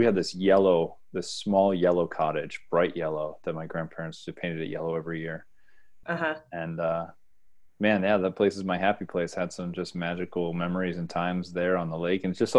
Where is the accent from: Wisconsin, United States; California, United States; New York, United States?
New York, United States; Bath; now in Brussels, Belgium; I'm just living here. I am from New York State. Upstate.